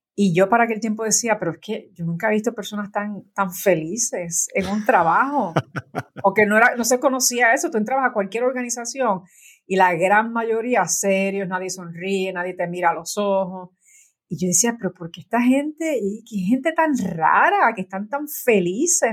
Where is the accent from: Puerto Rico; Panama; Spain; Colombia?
Puerto Rico; moved away as an adult; yo nací en Puerto Rico y en Puerto Rico hay muchos santeros